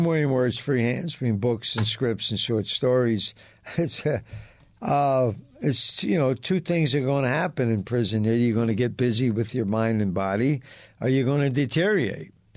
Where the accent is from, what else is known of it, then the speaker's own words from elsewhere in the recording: Philadelphia, Pennsylvania, United States; I was raised on Gunman Row.